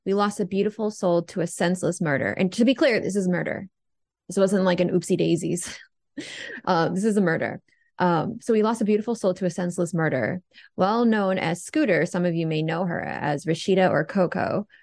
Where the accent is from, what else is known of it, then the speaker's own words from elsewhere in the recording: United States; I am American